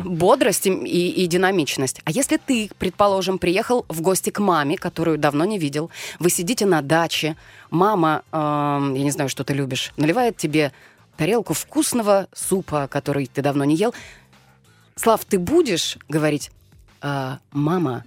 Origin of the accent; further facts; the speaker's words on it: Siberia, Russia; accent: Siberian; Даже говорок могу себе позволить допустить сибирский, потому что я из Сибири